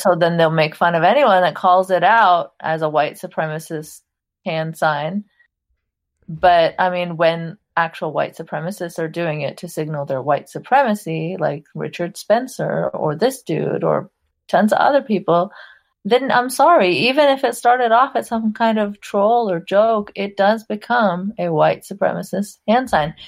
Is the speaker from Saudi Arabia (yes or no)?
yes; Saudi Arabia; I grew up in Saudi Arabia. I'm of Pakistani background